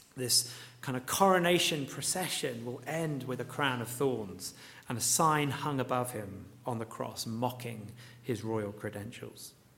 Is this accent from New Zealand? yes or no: no; Luton, East of England, United Kingdom; seeing, um, you know, my hometown laid out before me.